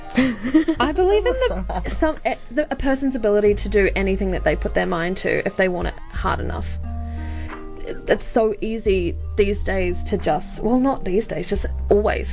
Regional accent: Australia; moved away; I grew up in Australia

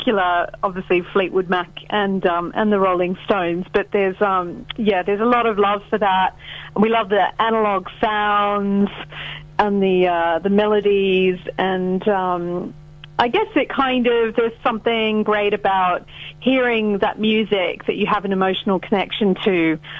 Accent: Australia; now in Los Angeles, United States; I'm from Australia

